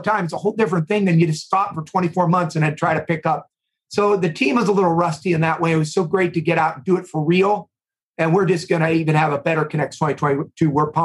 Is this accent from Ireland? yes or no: no; East Coast, United States; moved away; also born or lived in Midwest; I've lived in the Midwest for about 25 years. I grew up on the East Coast